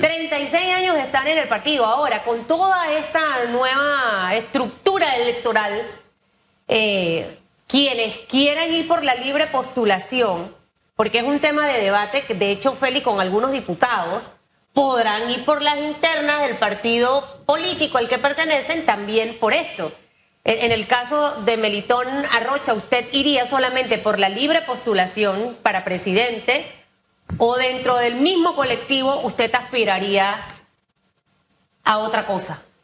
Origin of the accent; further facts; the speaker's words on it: Panama; yo siendo panameña